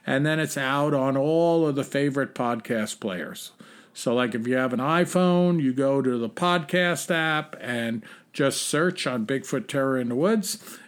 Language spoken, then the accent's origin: English; New England, United States; I'm from New England. An avid striper fisherman, and I can relate to both of your senses of humor.